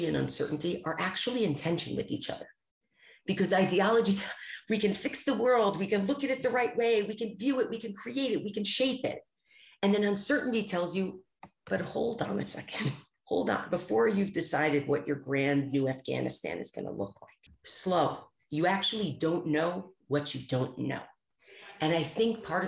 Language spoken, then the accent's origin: English; United States; as an American